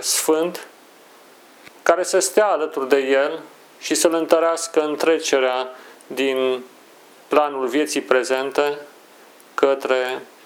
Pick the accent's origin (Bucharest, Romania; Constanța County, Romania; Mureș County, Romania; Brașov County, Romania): Brașov County, Romania; Brașov; moved away; am călătorit la Brașov, orașul meu natal